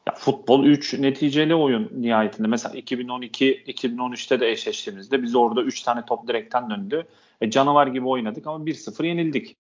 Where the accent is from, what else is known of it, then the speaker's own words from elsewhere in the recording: Turkey; bir Türk olarak